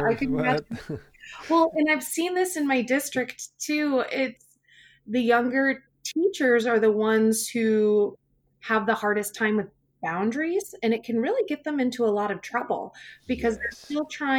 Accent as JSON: {"language": "English", "town": "Wenatchee", "region": "Washington", "country": "United States", "tie": "born or raised there", "said": "But as a kid, I grew up in Central Washington in Wenatchee. It's a beautiful town, beautiful people. I grew up on this neighborhood block with four other kids my exact age."}